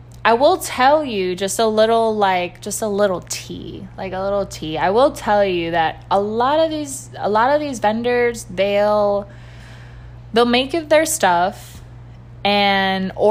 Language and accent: English; Miami, Florida, United States; Florida, I've been born and raised in Miami and Jackson Hospital and Alapata and raised in Kendall. I mean, Miami is my home